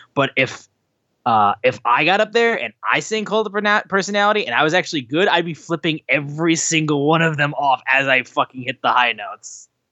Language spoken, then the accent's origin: English; Detroit, Michigan, United States; I'm from Detroit.